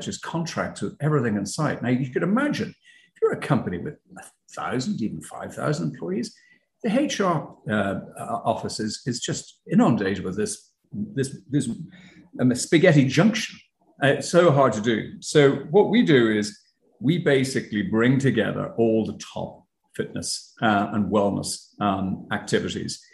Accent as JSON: {"language": "English", "country": "Ireland", "moved": "as an adult", "lives_now": "United States", "said": "as you could probably tell by my accent, I'm not from the States. I'm originally from Ireland. But when I first came to the States"}